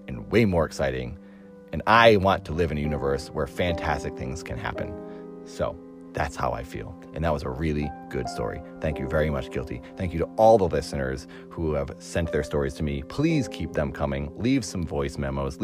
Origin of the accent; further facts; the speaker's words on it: Cape Cod, Massachusetts, United States; now in Los Angeles, United States; I'm from Massachusetts, but I live in Los Angeles now